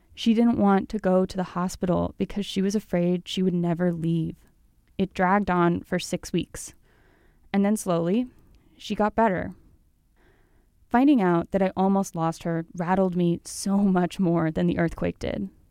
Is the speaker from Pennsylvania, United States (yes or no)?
no; Colorado, United States; now in Salt Lake City, United States; I'm from Colorado